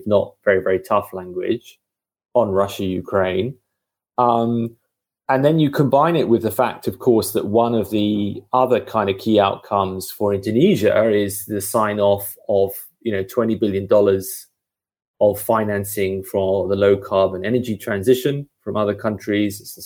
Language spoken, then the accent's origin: English; United Kingdom; I'm the Brit